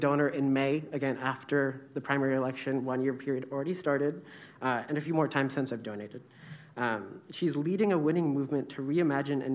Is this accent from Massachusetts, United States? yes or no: no; Sacramento, California, United States; born and raised in Sacramento